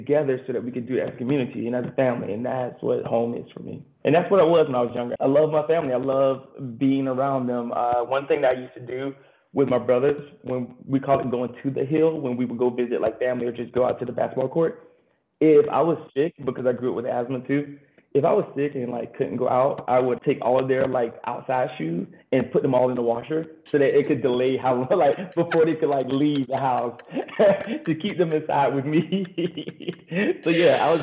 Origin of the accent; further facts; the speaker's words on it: Garnett, South Carolina, United States; moved away as an adult; I grew up on Edie Hill, which is my family